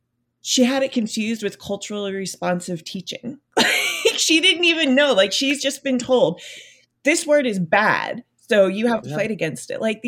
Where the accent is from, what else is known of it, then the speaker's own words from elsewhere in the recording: New Jersey, United States; now in Florida, United States; I was born and raised in New Jersey, so I have the benefit of having a Northern education.